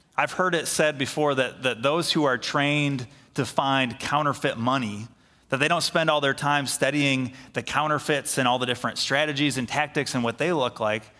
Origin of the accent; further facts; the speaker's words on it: Middleville, Michigan, United States; here in Middleville, our town, my hometown, I grew up here, went to high school here. I live here.